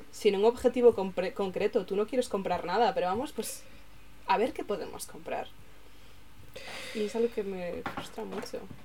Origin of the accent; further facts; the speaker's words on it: Galicia, Spain; como persona gallega